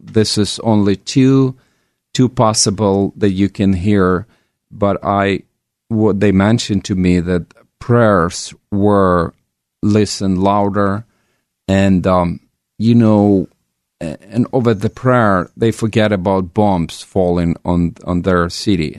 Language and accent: English; Ukraine; now in Oregon, United States; I'm an immigrant from Ukraine who've been in U S for more than twenty years.